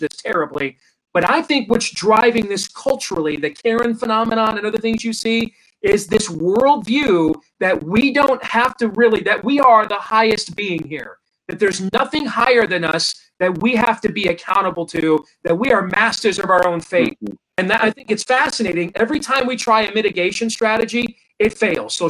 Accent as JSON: {"language": "English", "region": "Iowa", "country": "United States", "tie": "born or raised there", "said": "my home state of Iowa"}